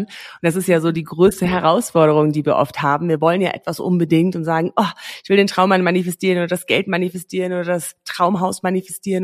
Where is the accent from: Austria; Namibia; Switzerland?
Namibia; moved away as an adult; also born or lived in England / Australia / Berlin, Germany; Ich bin in Namibia groß geworden, aufgewachsen, geboren